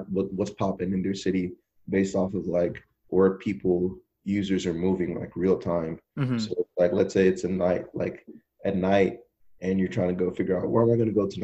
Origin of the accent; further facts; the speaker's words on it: Nigeria; now in United States; me being Nigerian